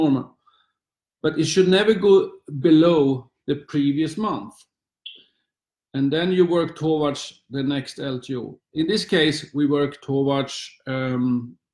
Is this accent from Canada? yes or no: no; Sweden; also born or lived in Luxembourg; now in London, United Kingdom; Since I was a little boy in Sweden